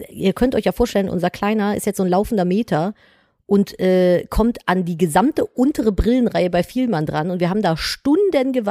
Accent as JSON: {"language": "German", "area": "the West", "region": "West Germany", "country": "Germany"}